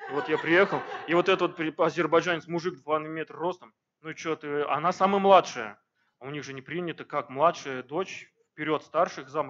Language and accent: Russian; Crimea, Ukraine; now in Diveyevo, Russia; она сама крымчанка у меня, я приехал из Крыма в 2000-х годах в Дивеево вместе с родителями